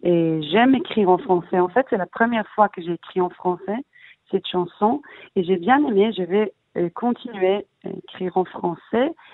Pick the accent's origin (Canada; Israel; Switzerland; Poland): Israel; also born or lived in Paris, France; je suis israélienne, je suis née ici, j'ai grandi en Israël, mais ma mère elle est française